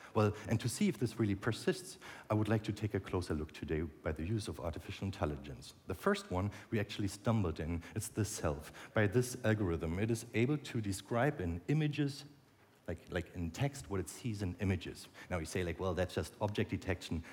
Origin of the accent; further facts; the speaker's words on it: Berlin, Germany; in Berlin, my hometown